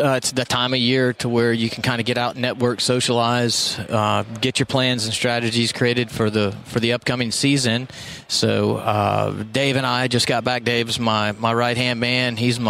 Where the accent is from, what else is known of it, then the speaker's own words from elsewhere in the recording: Florida, United States; also born or lived in Texas; So, Panhandle, Florida's home. Yeah. I mean, I've been there for, I'll be 42 this year. So let's just say 40 years I've been there.